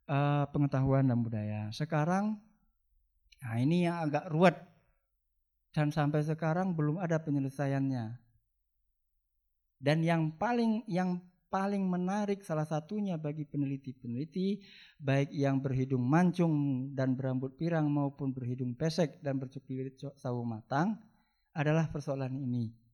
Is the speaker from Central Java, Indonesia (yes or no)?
no; West Sumatra, Indonesia; Sebenarnya saya milih hukum Islam sih. Eh tapi gimana lagi, saya juga dilahirkan sebagai orang Minang gitu.